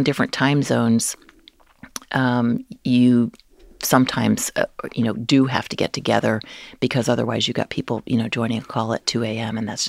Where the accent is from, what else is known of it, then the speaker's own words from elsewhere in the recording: New Jersey, United States; I grew up in New Jersey.